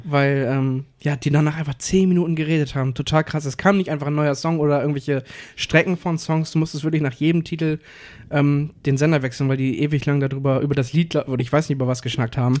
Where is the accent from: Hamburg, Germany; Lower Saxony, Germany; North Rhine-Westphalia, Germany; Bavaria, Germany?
Hamburg, Germany; wir, wir kommen aus Hamburg und Cuxhaven